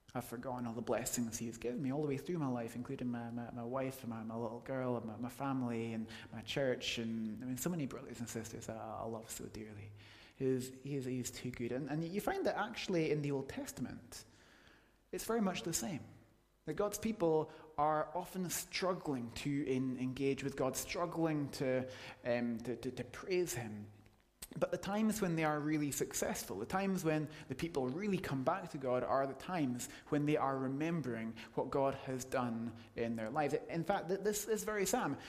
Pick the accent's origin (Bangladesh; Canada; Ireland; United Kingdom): United Kingdom; we're British